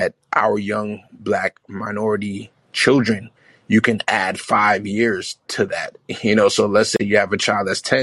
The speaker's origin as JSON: {"language": "English", "region": "New York", "country": "United States", "tie": "born or raised there", "moved": "yes", "lives_now": "New Jersey, United States", "said": "I'm in New Jersey, even though I'm born and raised in New York"}